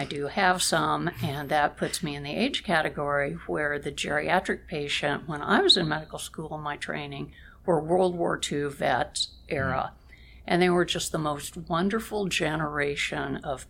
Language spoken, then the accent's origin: English; small town in Kansas, United States; moved away; I was raised in the Midwest. I came from a small town in Kansas, right on the Kansas-Oklahoma border